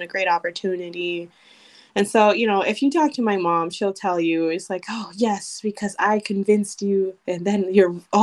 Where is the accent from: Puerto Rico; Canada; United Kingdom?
Puerto Rico; Ponce; moved away as an adult; also born or lived in Chicago, Illinois, United States; now in Madison, United States; I grew up in Ponce, Puerto Rico, actually. So I'm from Puerto Rico, although I was born in Chicago.